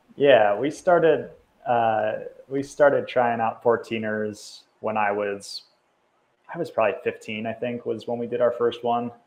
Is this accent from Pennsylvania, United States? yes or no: no; Cincinnati, Ohio, United States; now in Denver, United States; Grew up in the suburbs of Cincinnati, Ohio